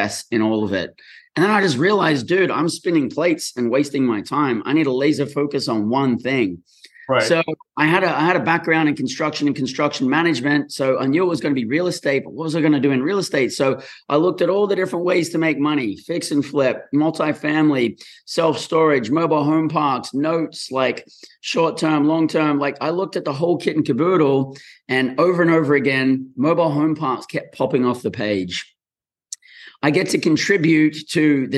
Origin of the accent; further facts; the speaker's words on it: Australia; moved away as an adult; also born or lived in Brisbane / Western Australia; now in United States; born and raised in Australia